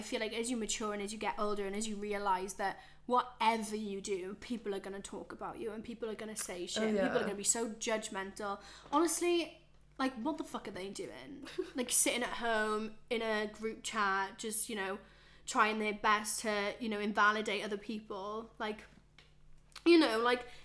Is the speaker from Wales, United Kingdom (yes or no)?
yes; Wales, United Kingdom; moved away as an adult; even back in Wales, I never felt at home, and back in my hometown